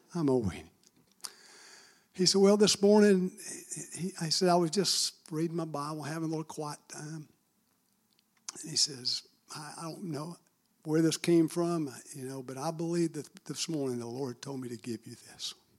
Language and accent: English; Marietta, Georgia, United States; I'm born and raised in Marietta, Georgia